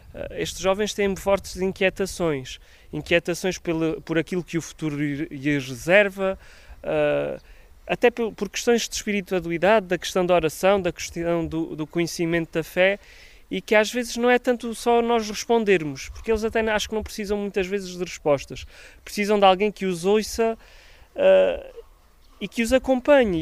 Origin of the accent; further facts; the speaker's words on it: Alentejo, Portugal; eu também sou do Alentejo